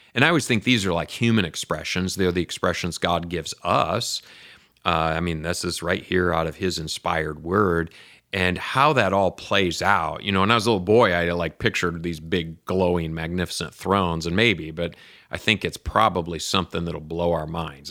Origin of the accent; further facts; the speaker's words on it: Lansing, Michigan, United States; I grew up in Lansing, Michigan